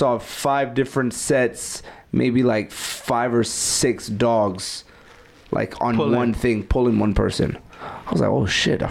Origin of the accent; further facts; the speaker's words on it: New York City, New York, United States; I'm from Brooklyn